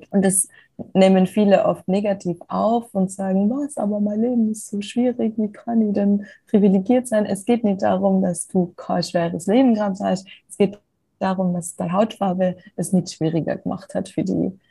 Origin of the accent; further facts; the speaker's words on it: Austria; wo ich nach London gezogen bin, habe ich ja oft bekommen, was aus Österreich, das kann doch nicht sein, in Österreich sind noch alle weiß und so